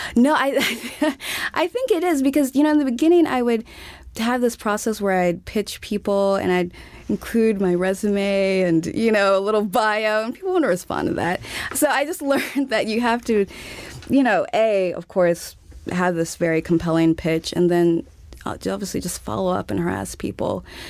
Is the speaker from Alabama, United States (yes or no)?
yes; Montgomery, Alabama, United States; moved away as an adult; also born or lived in Texas / Uganda / Kenya / Nigeria; I was born in Texas and grew up in Alabama